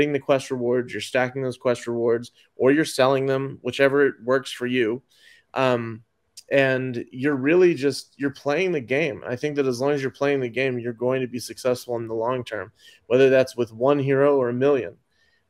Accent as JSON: {"language": "English", "town": "Dallas", "region": "Texas", "country": "United States", "said": "I am from East Dallas"}